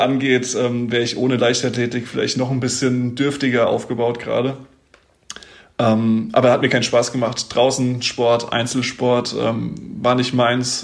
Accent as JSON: {"language": "German", "town": "Mainz", "region": "Rhineland-Palatinate", "country": "Germany", "tie": "born or raised there", "said": "in Mainz. Ich komme aus Mainz"}